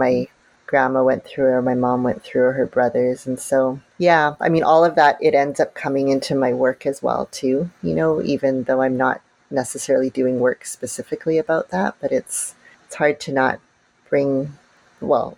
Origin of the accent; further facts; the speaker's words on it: Canada; growing up in Canada, I had a very I would say, a very safe childhood